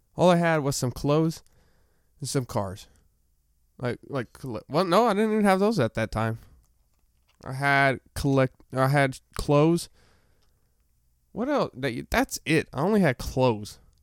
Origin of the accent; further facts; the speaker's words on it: Arkansas, United States; I'm from Arkansas